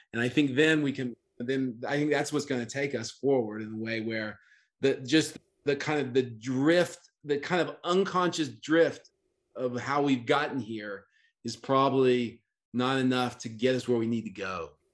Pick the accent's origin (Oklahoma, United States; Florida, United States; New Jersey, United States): Oklahoma, United States; I grew up in Oklahoma